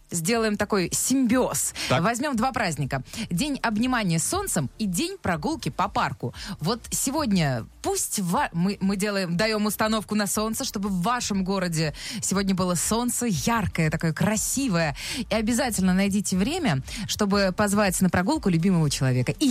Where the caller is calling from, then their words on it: Nizhnekamsk, Tatarstan, Russia; Город Нижнекамск.